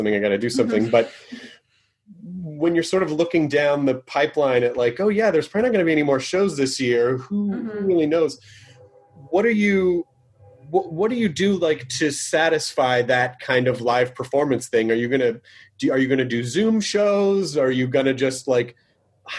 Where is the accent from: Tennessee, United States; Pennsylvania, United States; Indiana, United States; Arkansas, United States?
Tennessee, United States; Memphis; also born or lived in Nashville; I grew up in Memphis